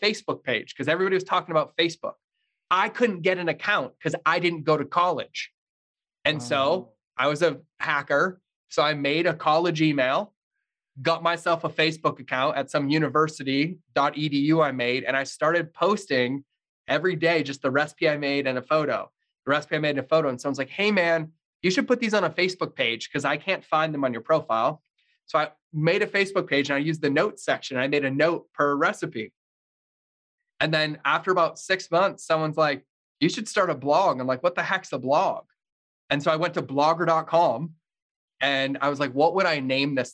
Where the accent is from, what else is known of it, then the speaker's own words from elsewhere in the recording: Massachusetts, United States; I grew up in Massachusetts, pretty fucking horrendous childhood